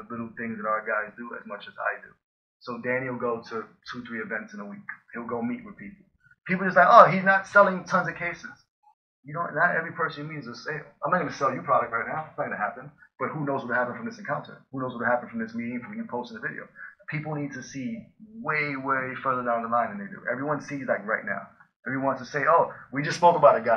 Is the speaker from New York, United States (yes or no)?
yes; New York, United States; I came from Harlem